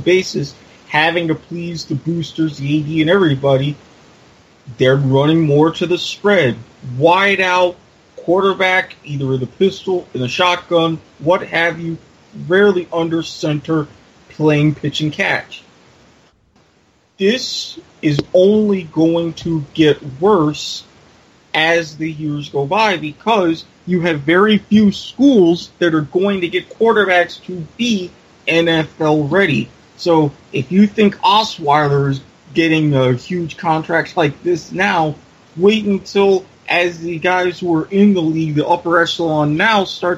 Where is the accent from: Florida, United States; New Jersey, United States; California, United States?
Florida, United States; Jacksonville; Happens to be my hometown team